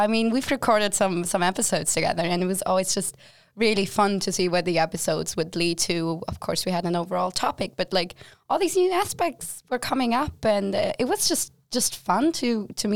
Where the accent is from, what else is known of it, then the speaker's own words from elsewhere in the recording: Germany; moved away as an adult; now in Sweden; I am from Germany